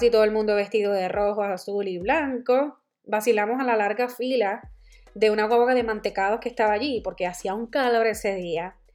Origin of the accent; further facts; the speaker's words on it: Puerto Rico; Yo soy la boricua fuera de la isla